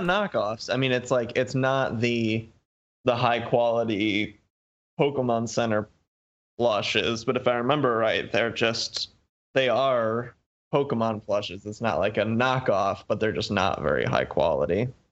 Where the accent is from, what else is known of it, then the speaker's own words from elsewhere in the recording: Muskegon, Michigan, United States; my hometown says, "Muskegon, Michigan